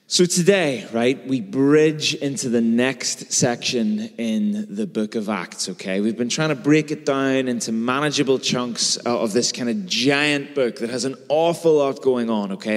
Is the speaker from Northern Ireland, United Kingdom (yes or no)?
yes; Belfast, Northern Ireland, United Kingdom; I've grown up in and around Belfast my whole life.